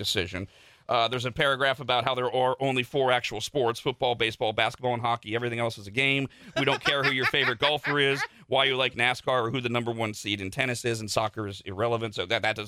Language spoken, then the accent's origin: English; Bay Area, California, United States; now in Las Vegas, United States; I grew up in the Bay Area.